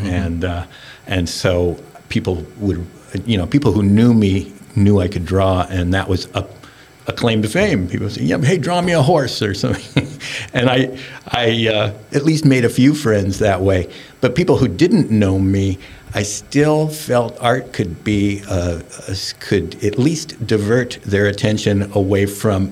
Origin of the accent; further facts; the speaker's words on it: Seattle, Washington, United States; also born or lived in Turkey; now in Bainbridge Island, United States; I was raised in Madrona